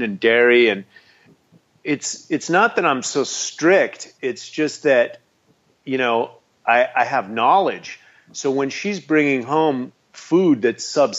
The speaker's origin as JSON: {"language": "English", "country": "United States", "said": "I'm an American."}